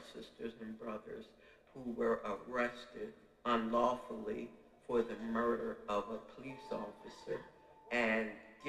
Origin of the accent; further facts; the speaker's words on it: Philadelphia, Pennsylvania, United States; I was born and raised in West Philadelphia.